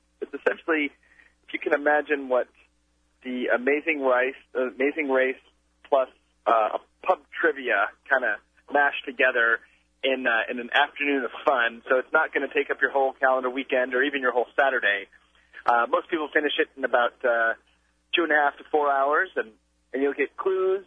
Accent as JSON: {"language": "English", "town": "Rochester", "region": "New York", "country": "United States", "tie": "born or raised there", "said": "my hometown of Rochester, New York"}